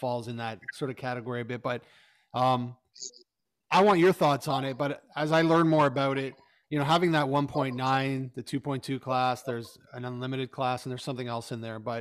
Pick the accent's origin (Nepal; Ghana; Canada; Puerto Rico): Canada; as a Canadian